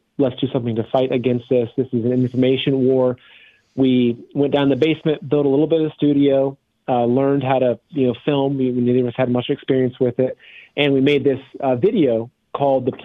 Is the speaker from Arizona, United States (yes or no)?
no; Plain City, Ohio, United States; moved away as an adult; also born or lived in New York City; I grew up in very simple Midwestern Ohio in a little town called Plain City, farming